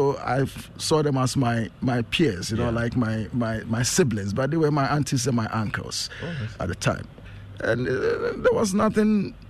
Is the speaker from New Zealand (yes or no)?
no; Accra, Greater Accra, Ghana; also born or lived in Akim Oda, Eastern Region, Ghana; So I grew up in Akimoda, and I came to Accra when I was about eight years old.